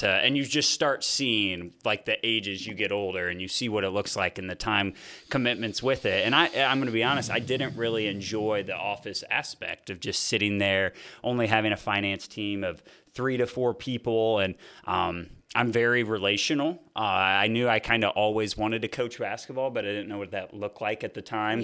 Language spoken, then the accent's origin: English; Fort Wayne, Indiana, United States; I grew up in Fort Wayne, Indiana.